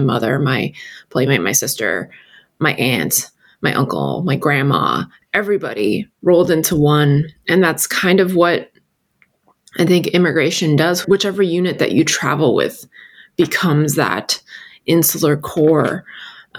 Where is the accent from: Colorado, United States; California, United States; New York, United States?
New York, United States; New York City; English is a second language; I had been living there for 7 years